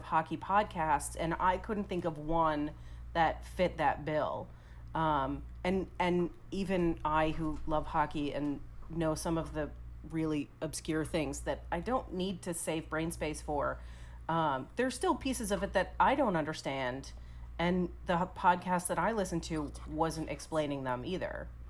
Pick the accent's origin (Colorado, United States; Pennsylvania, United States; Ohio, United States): Pennsylvania, United States; outside Philadelphia; moved away as an adult; also born or lived in Maryland; now in outside Washington, D.C., United States; I grew up outside Philadelphia, so I have a hint of Philadelphia sports teams, but now I live outside D.C., and so there's a big split between the Philadelphia-D.C. thing.